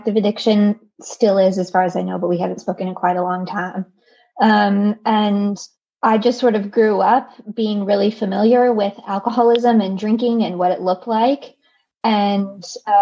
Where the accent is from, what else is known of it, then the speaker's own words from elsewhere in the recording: the Bible Belt, United States; you still showed up for church on Sundays growing up in the Bible Belt